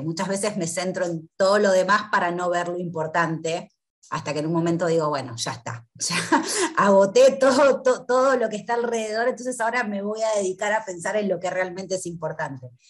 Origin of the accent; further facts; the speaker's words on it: Argentina; soy de Argentina